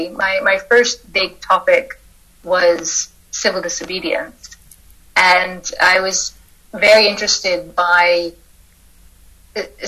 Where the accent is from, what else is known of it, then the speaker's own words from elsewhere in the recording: Fraser Valley, near Vancouver, British Columbia, Canada; I am a Canadian philosopher. I grew up in the Fraser Valley, just outside Vancouver